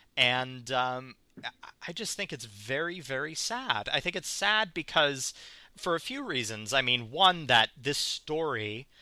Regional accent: outside of Milwaukee, Wisconsin, United States; both of us grew up Catholic. We uh, we grew up outside of Milwaukee, uh, within the Milwaukee Archdiocese.

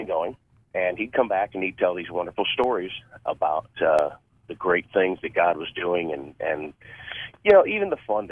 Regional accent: Elmira, New York, United States; moved away as an adult; now in Meridian, Mississippi, United States; Born and raised in Elmira

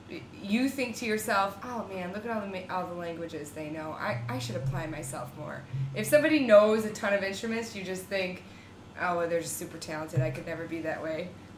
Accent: Chicago, Illinois, United States; also born or lived in Milan; he asked me where I was from, I said I'm from Chicago

